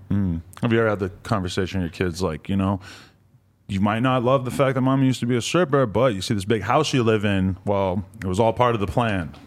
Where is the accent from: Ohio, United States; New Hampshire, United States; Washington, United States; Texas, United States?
New Hampshire, United States; New Hampshire, where I'm from as well